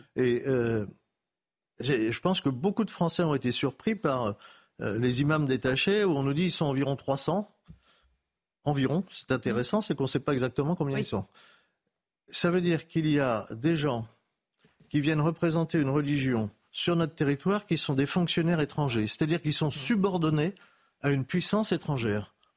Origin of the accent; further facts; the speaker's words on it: Paris, Île-de-France, France; moi, je suis né à Paris